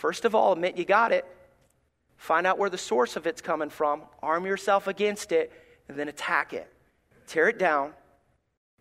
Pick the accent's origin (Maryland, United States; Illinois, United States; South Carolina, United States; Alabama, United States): Alabama, United States; moved away; I'm from Alabama.